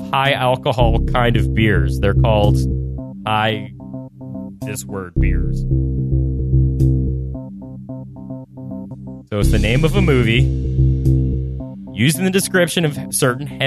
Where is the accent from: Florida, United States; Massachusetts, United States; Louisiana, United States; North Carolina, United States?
Louisiana, United States; my home state in Louisiana